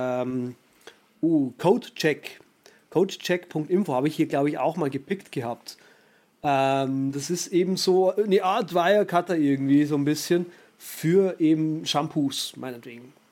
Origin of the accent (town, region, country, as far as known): Germany